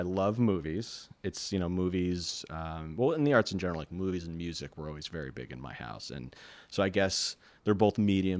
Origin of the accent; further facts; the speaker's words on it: New York, United States; as a New Yorker, Say No to Driftwalking really hits a very prominent chord with us.